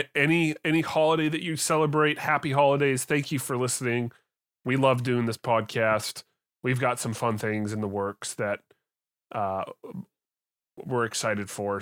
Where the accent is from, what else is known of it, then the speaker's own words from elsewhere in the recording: Canada; I'm a Canadian.